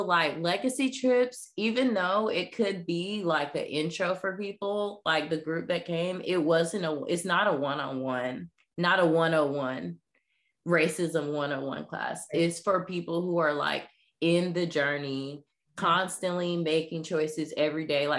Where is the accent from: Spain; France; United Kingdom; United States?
United States; the South; especially I grew up in the South.